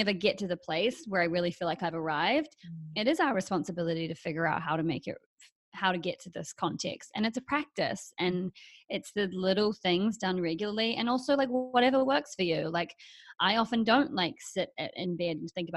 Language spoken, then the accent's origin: English; New Zealand; moved away as an adult; also born or lived in Australia; now in Los Angeles, United States; I'm from New Zealand